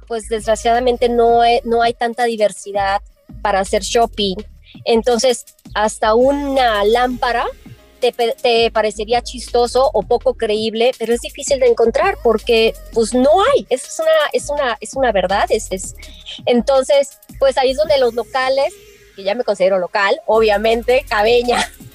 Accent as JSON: {"language": "Spanish", "town": "Guadalajara", "region": "Jalisco", "country": "Mexico", "tie": "born or raised there", "moved": "yes", "lives_now": "Los Cabos, Mexico", "said": "yo soy nativa originaria de Guadalajara"}